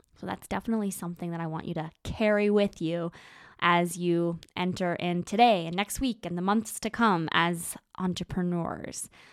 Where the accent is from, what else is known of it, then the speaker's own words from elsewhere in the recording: Moose Jaw, Saskatchewan, Canada; moved away; I spend a lot of time in a, in a small town called Moose Jaw, Saskatchewan